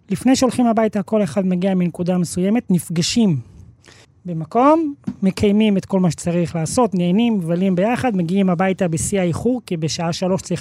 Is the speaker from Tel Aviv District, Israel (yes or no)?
yes; Bnei Brak, Tel Aviv District, Israel; בני ברק.